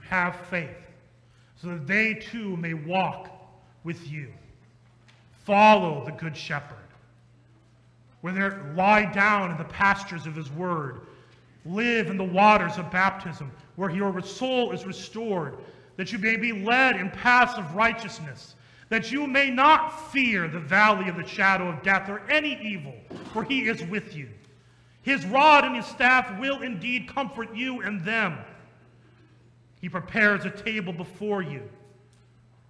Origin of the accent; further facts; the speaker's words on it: Ankeny, Iowa, United States; I grew up in Ankeny.